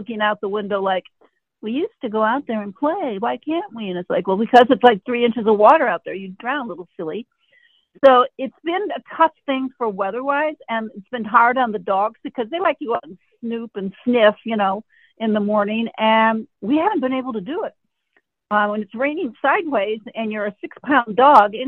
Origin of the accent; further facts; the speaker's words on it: Michigan, United States; moved away; I grew up in Michigan